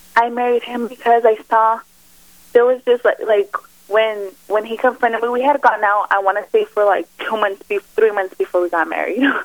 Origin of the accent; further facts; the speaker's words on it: El Paso, Texas, United States; I'm from El Paso, Texas. So you know, I was brought up in a real close knit family